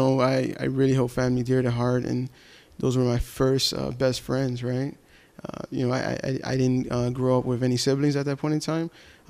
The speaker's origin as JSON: {"language": "English", "town": "Chicago", "region": "Illinois", "country": "United States", "tie": "born or raised there", "first_language": "Spanish", "second_language": "English", "said": "I grew up with my Puerto Rican side, and we grew up in Humboldt Park. I grew up off of Fairfield and North Avenue."}